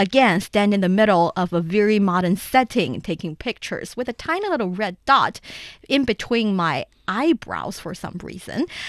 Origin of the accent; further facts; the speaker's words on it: Shanxi, China; I'm from there it's my hometown